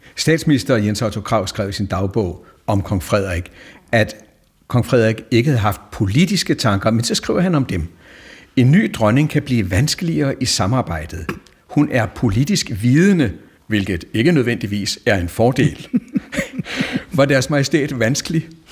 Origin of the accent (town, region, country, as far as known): Denmark